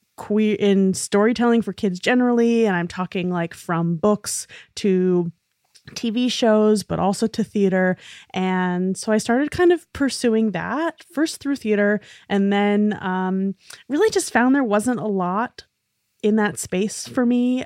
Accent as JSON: {"language": "English", "town": "New York City", "region": "New York", "country": "United States", "tie": "born or raised there", "said": "being a really nerdy little theater kid growing up in New York City"}